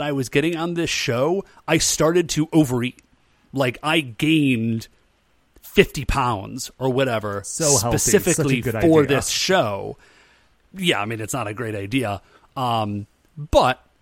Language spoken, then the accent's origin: English; United States; As an American